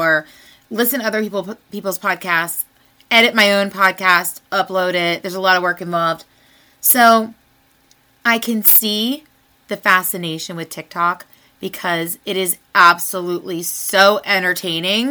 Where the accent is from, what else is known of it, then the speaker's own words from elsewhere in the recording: United States; I was born in the United States of America